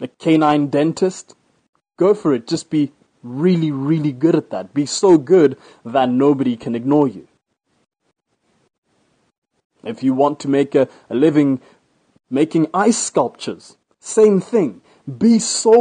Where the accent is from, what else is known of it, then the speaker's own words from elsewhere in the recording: Botswana; Where I live right now, my home country, Botswana